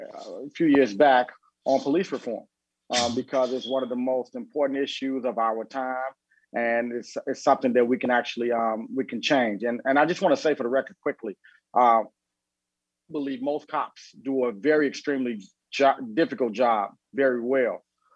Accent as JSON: {"language": "English", "town": "Chicago", "region": "Illinois", "country": "United States", "tie": "born or raised there", "said": "I'm a lifelong Chicagoan. I grew up in Englewood here on the south side of Chicago."}